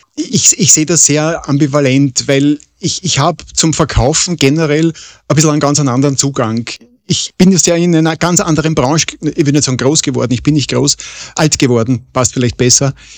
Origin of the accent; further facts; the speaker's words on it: Vienna, Austria; ich bin Wiener